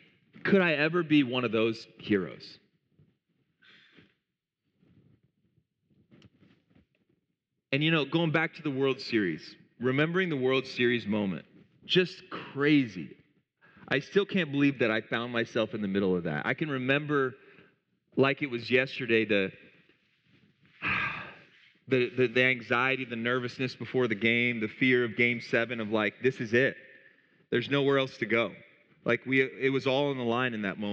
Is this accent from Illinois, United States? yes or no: yes; Eureka, Illinois, United States; I grew up in Eureka, Illinois, about 5,000 people in that town.